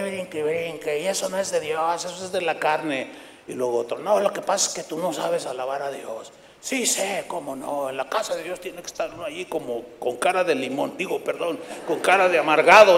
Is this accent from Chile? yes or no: no; San Luis Potosí, Mexico; moved away; fui a San Luis Potosí, donde yo nací.